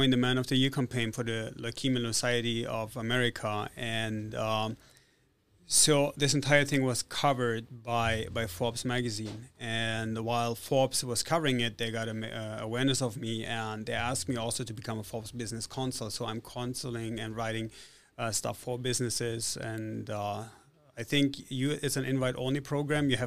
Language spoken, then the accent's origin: English; Italy; also born or lived in Germany / Spain / Switzerland / United States; I was born in Italy. I grew up in Italy, Germany, Spain, Switzerland, and the United States. So I'm not Russian.